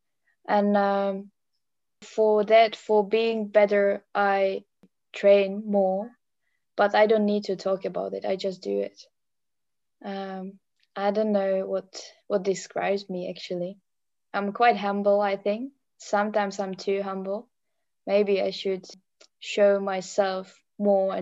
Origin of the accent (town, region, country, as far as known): Czechia; English is a second language; moved away as an adult; also born or lived in Netherlands / Germany / England / Australia